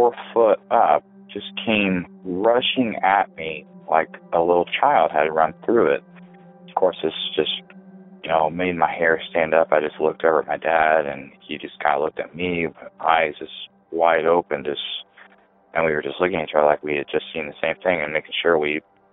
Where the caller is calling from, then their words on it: Elwood, Indiana, United States; I'm calling from Elwood, Indiana